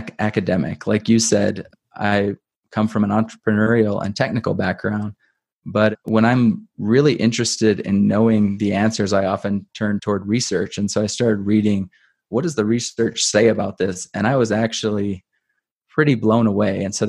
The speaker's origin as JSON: {"language": "English", "region": "Midwest", "country": "United States", "tie": "born or raised there", "said": "I was raised in the Midwest"}